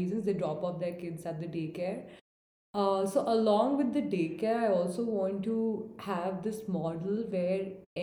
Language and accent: English; India; as an Indian audience